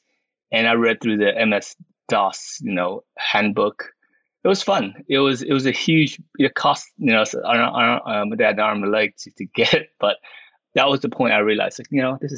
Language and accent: English; Houston, Texas, United States; English is a second language; moved away as an adult; now in United Kingdom; I grew up in Houston, actually, as an American